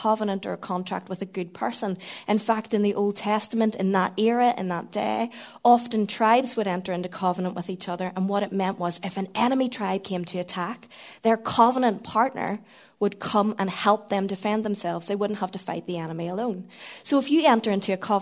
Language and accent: English; Northern Ireland, United Kingdom; being Northern Irish